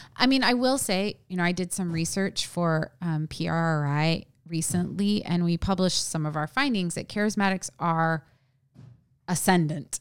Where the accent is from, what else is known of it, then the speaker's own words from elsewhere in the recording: small town at the base of Mount Hood, Oregon, United States; I grew up in a small town that is near a forest.